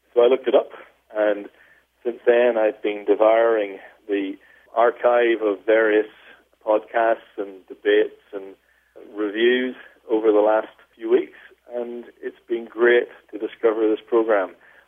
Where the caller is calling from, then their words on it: Sydney, New South Wales, Australia; I'm calling from Sydney, Australia.